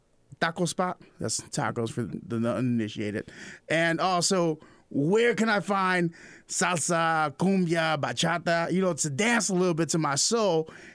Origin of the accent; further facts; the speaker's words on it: Chicago, Illinois, United States; moved away as an adult; now in Peoria, United States; born and raised Southside Chicago. That's where I'm from.